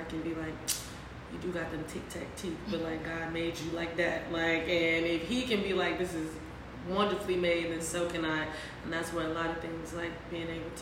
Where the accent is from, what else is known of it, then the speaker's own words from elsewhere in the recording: Mississippi, United States; moved away as an adult; also born or lived in Louisiana; now in New Orleans, United States; I am from Mississippi. Mm-hmm. I am 26. I have only lived in two places, Mississippi and Louisiana, so very southern